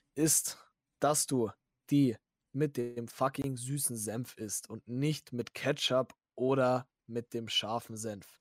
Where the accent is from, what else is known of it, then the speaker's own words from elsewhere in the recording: Bavaria, Germany; bei uns in Bayern